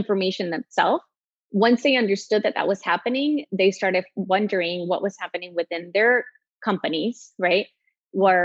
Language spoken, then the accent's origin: English; El Salvador; moved away as an adult; also born or lived in Texas; I was born in Texas, but I grew up in El Salvador. My mom still lives there, and my sisters, and I left at 18